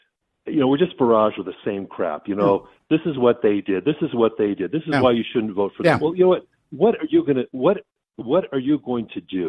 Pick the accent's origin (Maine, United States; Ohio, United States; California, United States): California, United States; Long Beach; I was born in 54 in Long Beach, California, so. I'm not as young as I used to be.